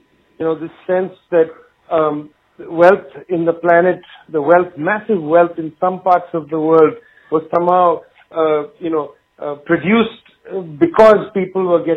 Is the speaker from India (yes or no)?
yes; Kolkata, West Bengal, India; in Calcutta, the town where I was born in West Bengal, India